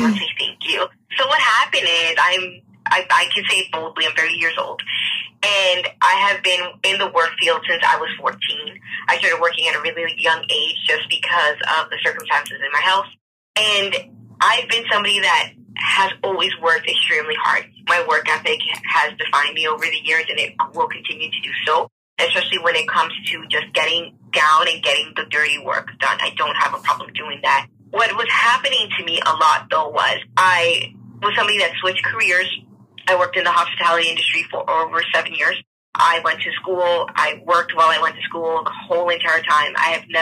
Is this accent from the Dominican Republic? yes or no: yes; Dominican Republic; now in Toronto, Canada; I reside in Toronto, Canada, but I was born in the Dominican Republic